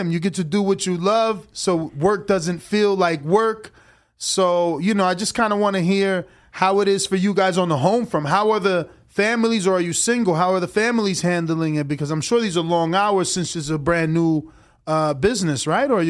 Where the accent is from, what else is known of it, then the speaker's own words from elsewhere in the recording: East Coast, United States; I'm from the East Coast. We call joints L's for